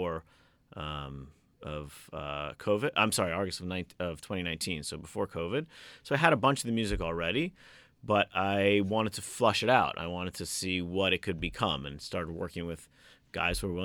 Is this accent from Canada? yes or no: no; Kendall, Florida, United States; we grew up in Kendall here